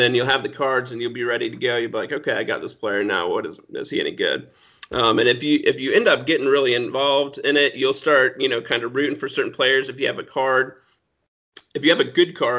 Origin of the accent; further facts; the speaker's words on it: Anderson, Indiana, United States; Anderson, Indiana